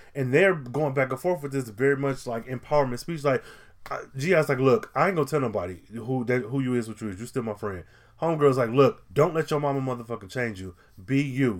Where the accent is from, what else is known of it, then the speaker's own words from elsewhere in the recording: United States; a black man growing up in America